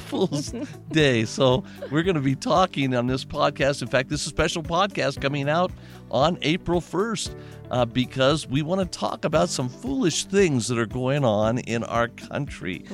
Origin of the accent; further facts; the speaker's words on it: Las Vegas, Nevada, United States; I grew up in Las Vegas